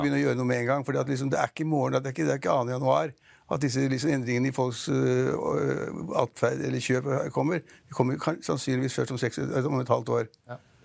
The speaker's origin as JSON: {"language": "Norwegian", "country": "Norway", "said": "Vi nordmenn er ikke sånn veldig liksom, reiser i morgen"}